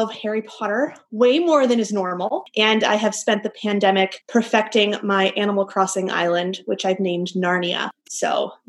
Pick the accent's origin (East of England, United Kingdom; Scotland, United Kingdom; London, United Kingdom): London, United Kingdom; also born or lived in Miami; now in New York, United States; I'm Cuban American, and I grew up in London, actually, which will be relevant to our conversation today, and also here in New York, as well as in Miami.